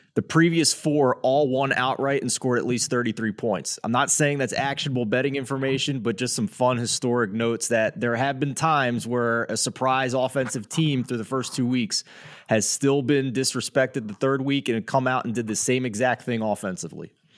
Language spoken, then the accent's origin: English; Philadelphia, Pennsylvania, United States; growing up in Philadelphia